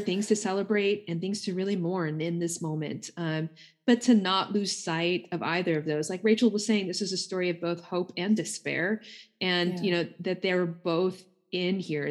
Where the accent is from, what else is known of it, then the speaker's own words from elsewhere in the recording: United States; myself being Indian American